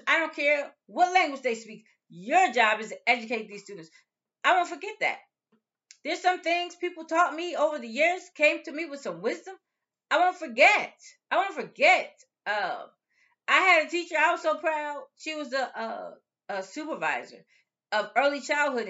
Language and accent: English; United States; we're from the United States.